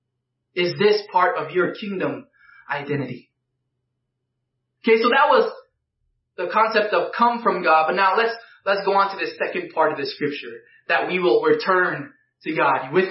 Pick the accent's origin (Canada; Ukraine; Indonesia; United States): Indonesia; I'm not any less of an Indonesian because I'm a disciple of Jesus